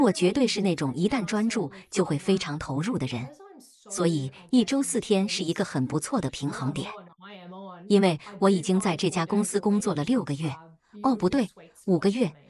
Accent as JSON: {"language": "Chinese", "town": "Melbourne", "region": "Victoria", "country": "Australia", "tie": "born or raised there", "said": "我出生在墨尔本的城市中心"}